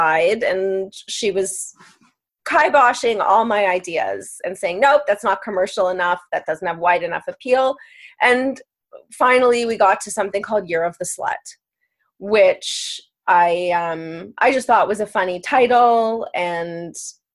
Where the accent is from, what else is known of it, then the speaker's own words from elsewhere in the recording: Maple, Ontario, Canada; also born or lived in New York City / Los Angeles; now in Toronto, Canada; I'm born and raised in Maple, Ontario